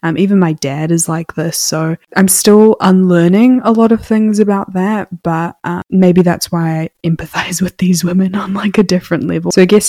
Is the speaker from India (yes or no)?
yes; India; And, you know, I'm also an Indian woman, if you didn't know.